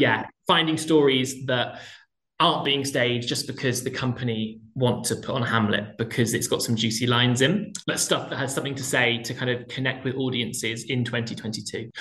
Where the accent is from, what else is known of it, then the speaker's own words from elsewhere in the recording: Plymouth, South West England, United Kingdom; I grew up in Plymouth in the southwest